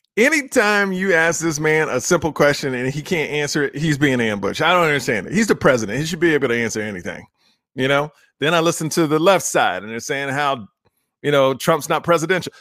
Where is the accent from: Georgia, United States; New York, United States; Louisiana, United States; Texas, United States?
Texas, United States; Houston; I was born and raised in Houston, Texas